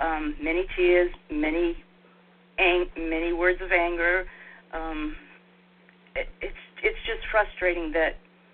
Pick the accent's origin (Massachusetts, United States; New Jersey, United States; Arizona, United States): Massachusetts, United States; Somerville; My hometown, born and raised.